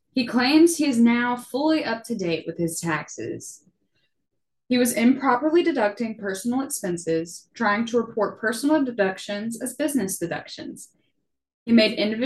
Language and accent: English; Mobile, Alabama, United States; my hometown in Mobile